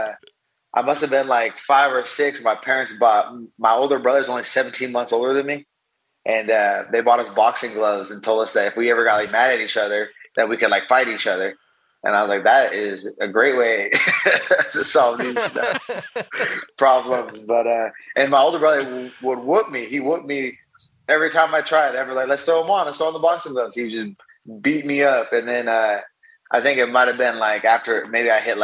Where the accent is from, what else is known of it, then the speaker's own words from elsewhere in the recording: Vancouver, Washington, United States; I grew up in Vancouver, Washington.